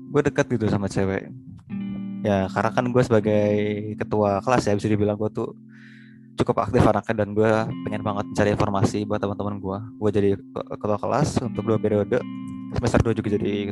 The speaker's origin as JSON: {"language": "Indonesian", "region": "Jakarta", "country": "Indonesia", "lives_now": "Surabaya, Indonesia", "said": "gue dari Jakarta dan gue adalah seorang mahasiswa di Universitas Erlangga Surabaya."}